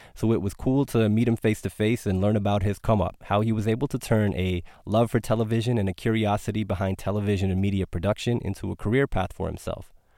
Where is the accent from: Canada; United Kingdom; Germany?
Canada; I was born in Canada, but the first time I went to Punjab, where my parents are from